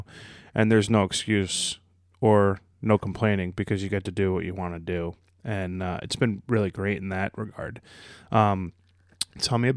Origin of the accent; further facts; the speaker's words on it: North Caldwell, New Jersey, United States; North Caldwell